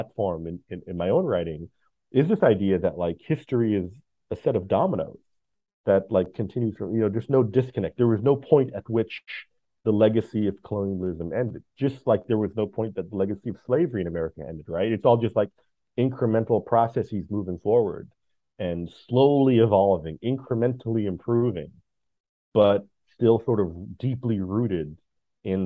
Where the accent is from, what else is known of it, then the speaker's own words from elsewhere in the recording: United States; I'm an American